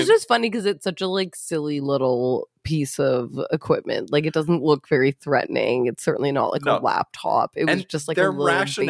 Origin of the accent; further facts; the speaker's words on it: Edmonton, Alberta, Canada; because it's Edmonton in my hometown